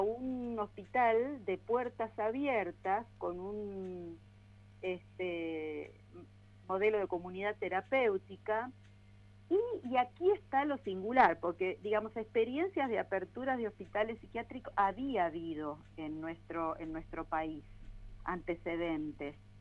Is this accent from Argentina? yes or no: yes; Patagonia, Argentina; also born or lived in Paris / Denmark / Buenos Aires; now in Bariloche, Argentina; yo soy patagónica, este, nací en la Patagonia